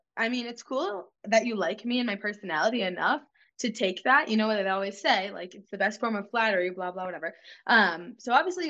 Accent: Massachusetts, United States; I'm from Massachusetts.

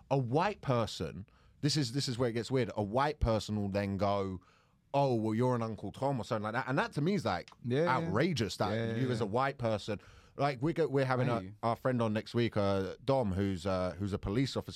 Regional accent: United Kingdom; I do like being British

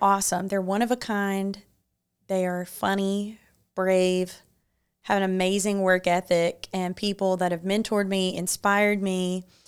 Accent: Muscle Shoals, Alabama, United States; I grew up in Muscle Shoals, so that's five minutes from my house.

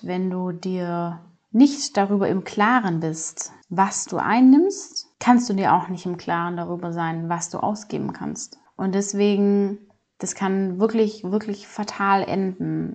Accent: Swabia, Germany; ich komme aus dem Schwabeländle, Schwabenmutter

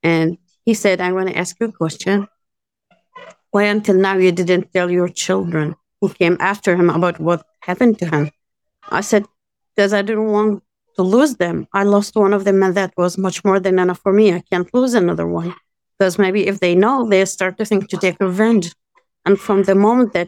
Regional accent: Jordan; moved away as an adult; now in Battir, Palestine; I was born and raised in Jordan because my family originally from Bethlehem

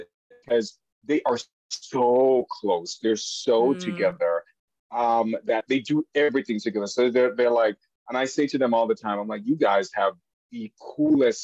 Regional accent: Jamaica; moved away as an adult; now in United States; I am from Jamaica originally. I did come to the United States when I was 19

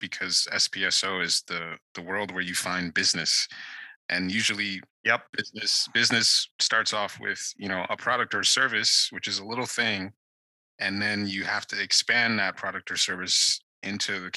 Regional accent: Nigeria; moved away; I grew up in Nigeria

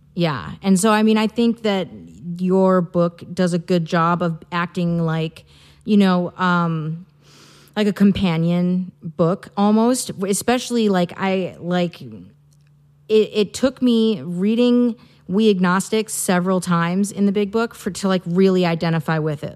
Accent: Midwest, United States; moved away as an adult; now in Santa Barbara, United States; I'm originally from the Midwest. I moved out here four years ago

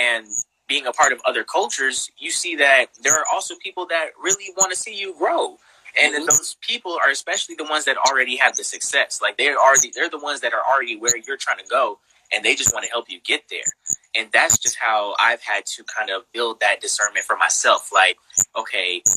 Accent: Bay Area, California, United States; growing up in the Bay Area

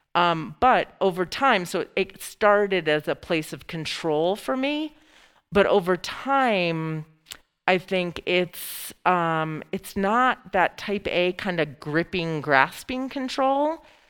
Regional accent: Lewiston, New York, United States; moved away; also born or lived in Boulder; I grew up on the Canadian border um, along the Niagara River

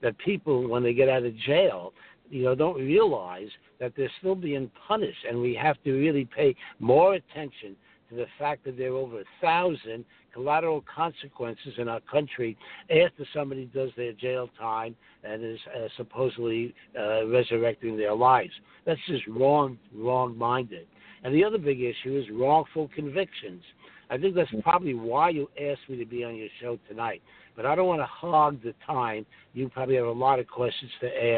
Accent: New York City, New York, United States; I'm from Brooklyn, so I talk fast

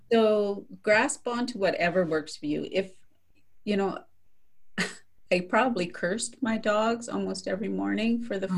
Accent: Saskatchewan, Canada; moved away; also born or lived in Calgary, Alberta; I have a lot of lot of friends in Saskatchewan where I grew up

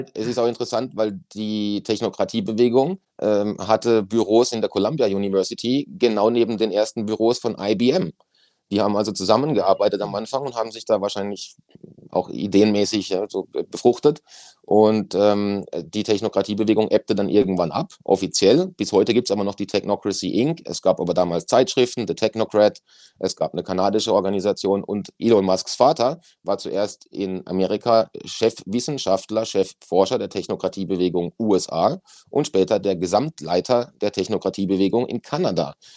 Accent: Germany; bei uns in Deutschland

